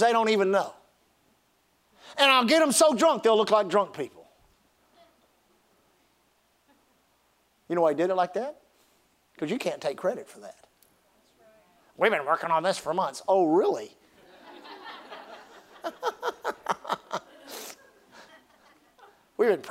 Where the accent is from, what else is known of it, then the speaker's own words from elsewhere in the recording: Gulf Coast, United States; I grew up on the Gulf Coast